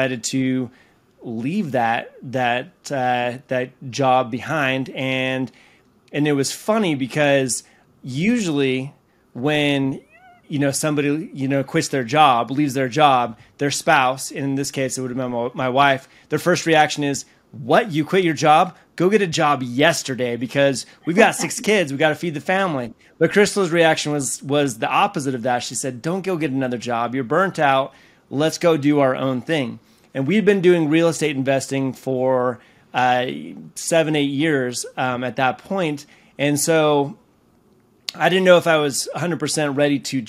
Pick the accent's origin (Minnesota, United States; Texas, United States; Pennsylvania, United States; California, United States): California, United States; moved away as an adult; also born or lived in Utah; I grew up in California in a very, very small town